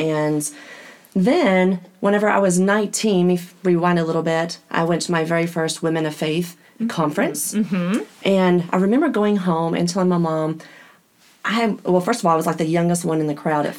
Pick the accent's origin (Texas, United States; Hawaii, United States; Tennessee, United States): Texas, United States; Midland; also born or lived in Oklahoma; I am originally from Midland, Texas. I have been in Oklahoma most of my life, though.